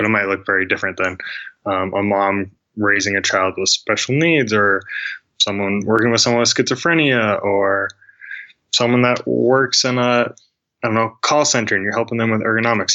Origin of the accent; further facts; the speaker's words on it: Billings, Montana, United States; i'm from billings montana